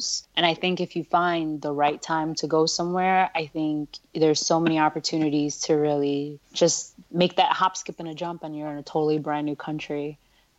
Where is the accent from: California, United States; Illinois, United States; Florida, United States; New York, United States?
New York, United States; also born or lived in India; I'm from New York.